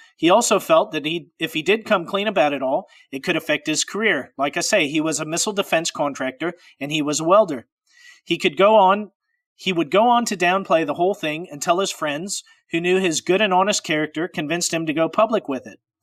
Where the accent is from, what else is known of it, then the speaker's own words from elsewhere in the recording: Pacific Northwest, United States; I'm from the Pacific Northwest.